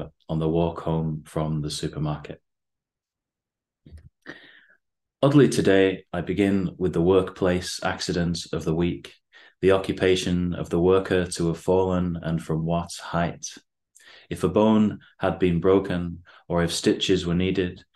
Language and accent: English; Bacup, North West England, United Kingdom; moved away as an adult; also born or lived in Beijing; now in Manchester, United Kingdom; living in Bacup, my hometown, for a while before I moved to Manchester.